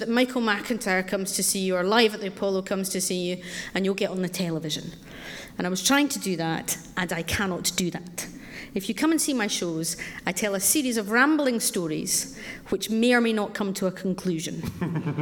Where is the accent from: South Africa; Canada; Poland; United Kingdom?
United Kingdom; Scotland; I grew up in Scotland with Clause 28, Section 28